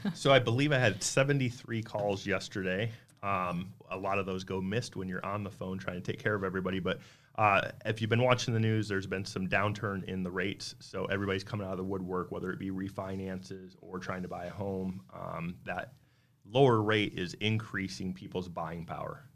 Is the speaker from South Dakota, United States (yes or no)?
yes; South Dakota, United States; now in Arizona, United States; Originally grew up, born and raised in South Dakota, moved out to Arizona back in two thousand three